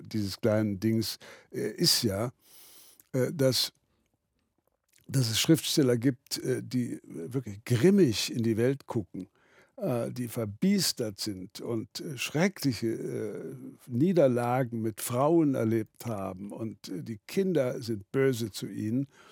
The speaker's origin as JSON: {"language": "German", "region": "Berlin", "country": "Germany", "also_born_or_lived": "Wittgendorf, Kreis Zeitz (birthplace) / London", "moved": "yes", "said": "für mich auch als Berliner"}